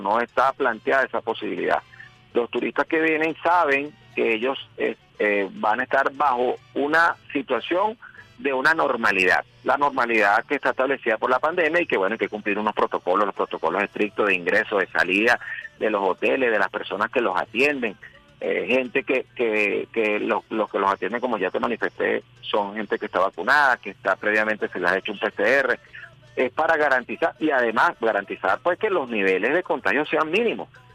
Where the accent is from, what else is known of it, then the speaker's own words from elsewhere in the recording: Caracas, Capital District, Venezuela; Yo soy de Caricuao pero amo ah. mi Caracas y amo mi país